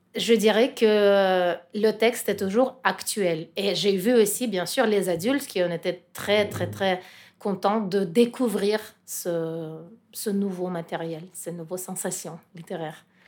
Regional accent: Russia; French is a second language; moved away; je suis russe et je sens quand même la responsabilité pour mon pays

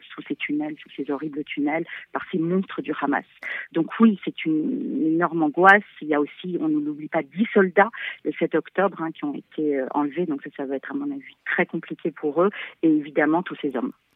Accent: France; en tant que Français

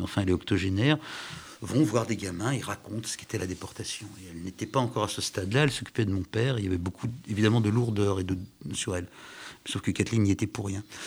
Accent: Paris, Île-de-France, France; quand on est parisien, on est forcément, je suis parisien

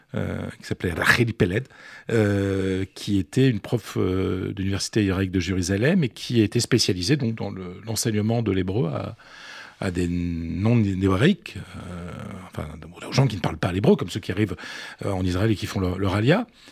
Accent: the Nord, Hauts-de-France, France; accent: Ch'ti; je n'ai pas l'accent ch'ti

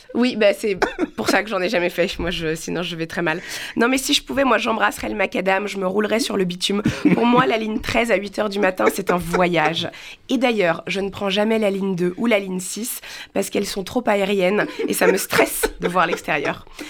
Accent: Paris, Île-de-France, France; je suis parisienne, born and raised

